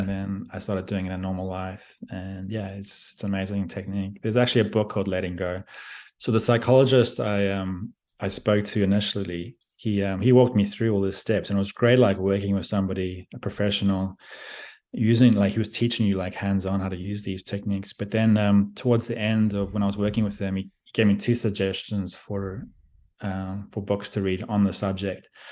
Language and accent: English; South Africa; moved away as an adult; also born or lived in Australia / Beijing, China; I grew up in South Africa